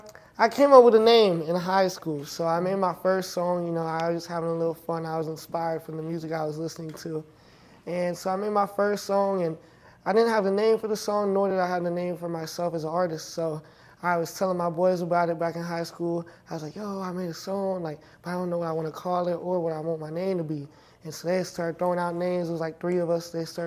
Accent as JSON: {"language": "English", "town": "Clover", "region": "South Carolina", "country": "United States", "tie": "born or raised there", "said": "So a little town called Clover, South Carolina."}